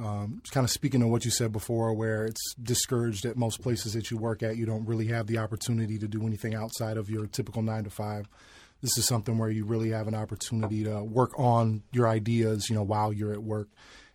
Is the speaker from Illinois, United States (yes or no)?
yes; Chicago, Illinois, United States; now in Phoenix, United States; I'm originally from Chicago. My dad was in the military, so we kind of traveled around a lot. But I spent the majority of my time in Chicago. We moved here to Phoenix about 3.5 years ago.